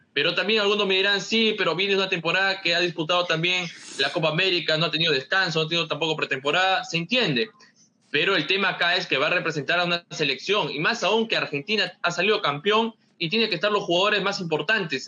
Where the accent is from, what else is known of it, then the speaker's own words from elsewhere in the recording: Peru; a nosotros como peruanos